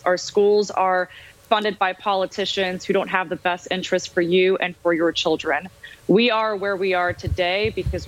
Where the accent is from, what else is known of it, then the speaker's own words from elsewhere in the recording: Armenia; now in United States; I'm from Armenia, a former Soviet country. I was born and grew up in Europe, and we moved to the greatest nation in the world, the United States, back in 2004.